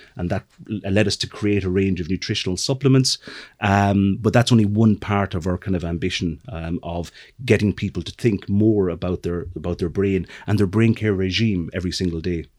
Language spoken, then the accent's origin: English; middle of Ireland, Midlands, Ireland; moved away as an adult; also born or lived in London; I'm from the middle of Ireland